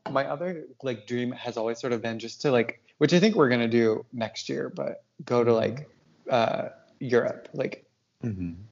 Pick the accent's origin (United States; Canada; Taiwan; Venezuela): Canada; I'm French Canadian.